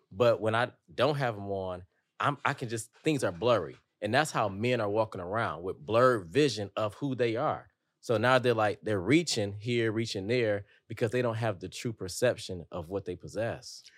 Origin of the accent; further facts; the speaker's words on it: Detroit, Michigan, United States; growing up in Detroit, like, if you showed too many emotions, you're a target